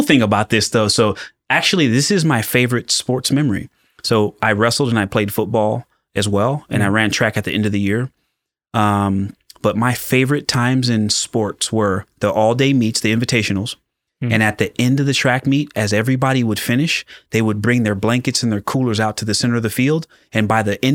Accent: Pomona, California, United States; So I grew up in Southern California. My dad was a police officer, but I was born in Pomona

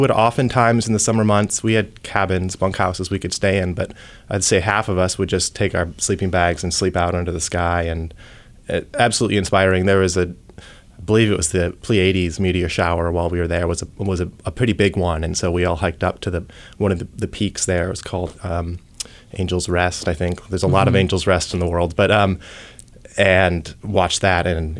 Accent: Ohio, United States; born there; No, I was born in Ohio. I came out. Nice. Yeah, so I went to school in Cincinnati

